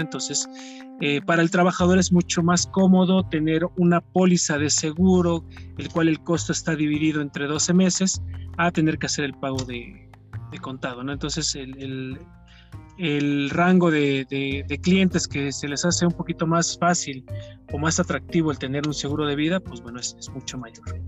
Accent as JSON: {"language": "Spanish", "region": "Puebla", "country": "Mexico", "tie": "born or raised there", "also_born_or_lived": "Ciudad del Carmen, Campeche", "moved": "as an adult", "said": "soy originario de la ciudad de Puebla"}